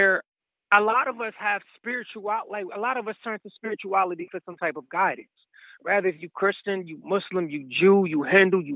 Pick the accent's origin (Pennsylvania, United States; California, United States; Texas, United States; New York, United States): Pennsylvania, United States; Philadelphia; I'm from Philadelphia, so I slept in a Love Park, you know, several winters